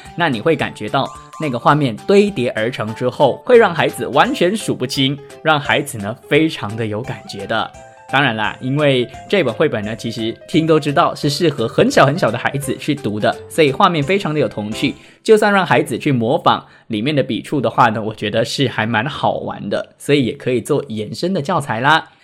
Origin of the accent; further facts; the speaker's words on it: George Town, Penang, Malaysia; 本人呢，是冰城人